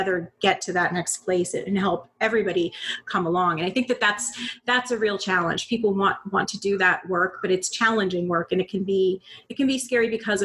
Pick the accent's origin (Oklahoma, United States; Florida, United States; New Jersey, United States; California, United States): Florida, United States; Bonita Springs; moved away as an adult; also born or lived in Panama City, Florida / Tampa, Florida; now in Northern Virginia, United States; I grew up in Bonita Springs, Florida. That's in between Naples and Fort Myers. So Southwest Florida.